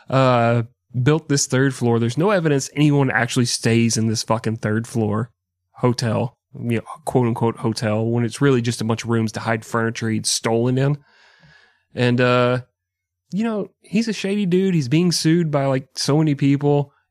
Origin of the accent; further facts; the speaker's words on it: Texas, United States; can say yeehaw because I'm from Texas.